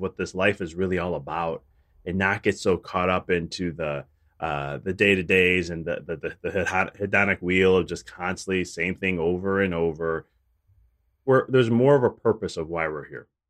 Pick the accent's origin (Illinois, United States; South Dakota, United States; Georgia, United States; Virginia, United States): Illinois, United States; Chicago; I'm from, originally from Chicago